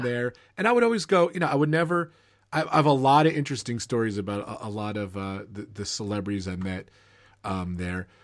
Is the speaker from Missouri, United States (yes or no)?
no; Old Bridge, New Jersey, United States; moved away as an adult; now in Long Island, United States; I grew up, um, Central Jersey. Old Bridge is my hometown.